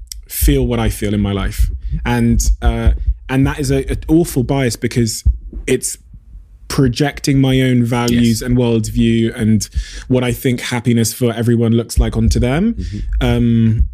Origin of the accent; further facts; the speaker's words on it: Plymouth, South West England, United Kingdom; I've watched you as a young kid growing up in Plymouth, you know, for many a decade.